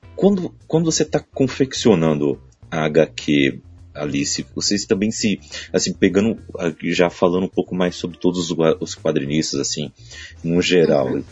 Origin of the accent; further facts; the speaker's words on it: Brazil; eu sou brasileiro